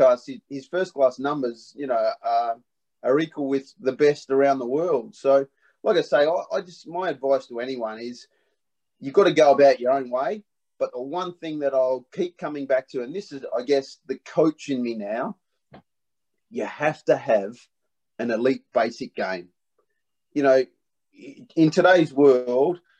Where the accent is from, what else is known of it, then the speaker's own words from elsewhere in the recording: Perth, Western Australia, Australia; I was brought up in Perth